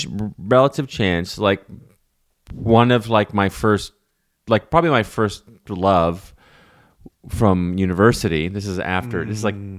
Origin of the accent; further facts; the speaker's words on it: Ottawa, Ontario, Canada; I grew up in Ottawa downtown